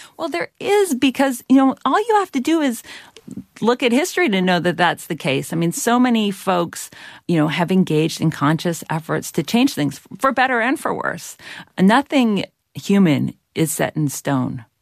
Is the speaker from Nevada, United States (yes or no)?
no; Georgia, United States; where I grew up in Ex-, Georgia